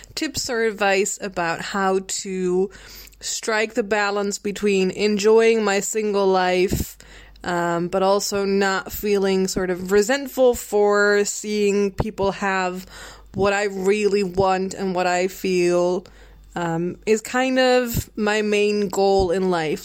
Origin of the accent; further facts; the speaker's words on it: Netherlands; I'm from Holland